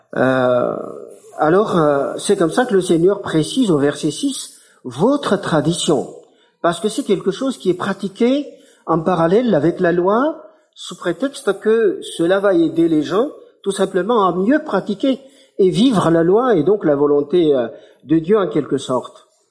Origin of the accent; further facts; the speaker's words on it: Madagascar; ici en tant, en tant que malgache